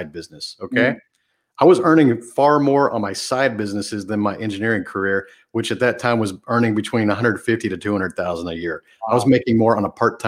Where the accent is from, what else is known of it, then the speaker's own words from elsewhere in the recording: a small town outside of Houston, Texas, United States; the small town I grew up in outside of Houston